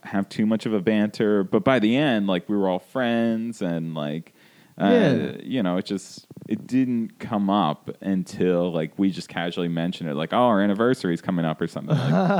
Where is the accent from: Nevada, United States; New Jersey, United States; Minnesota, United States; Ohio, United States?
New Jersey, United States; moved away as an adult; also born or lived in North Carolina; now in Los Angeles, United States; I grew up in New Jersey, and I went to college at University of North Carolina.